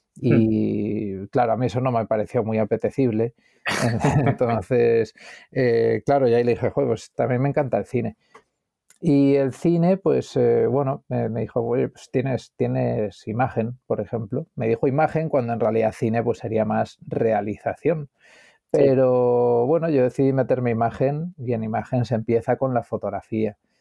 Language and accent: Spanish; Madrid, Community of Madrid, Spain; born or raised there; also born or lived in Galicia